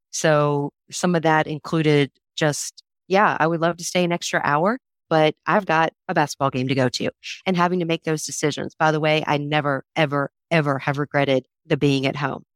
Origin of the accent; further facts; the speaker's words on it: Raleigh, North Carolina, United States; one of four kids grew up in Raleigh, North Carolina